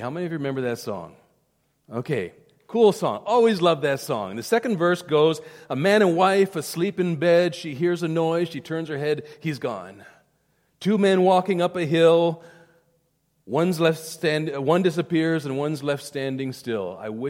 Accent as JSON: {"language": "English", "region": "South India", "country": "India", "tie": "born or raised there", "said": "When I was growing up in India, in boarding school up in the beautiful mountains of South India, 7,000 feet in the mountains"}